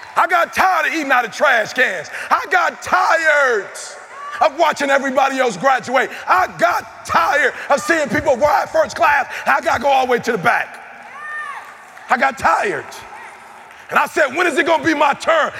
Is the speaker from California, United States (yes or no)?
no; Detroit, Michigan, United States; I'm from Detroit. I drive a Cadillac.